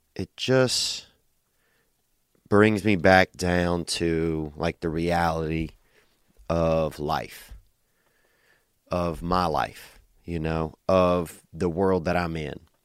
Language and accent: English; Covington, Louisiana, United States; moved away; In my hometown, a Mexican restaurant opened up in downtown Covington, Louisiana